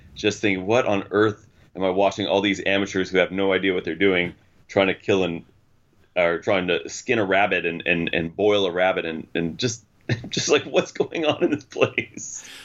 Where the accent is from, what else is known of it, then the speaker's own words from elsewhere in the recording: United States; traveling the world as an American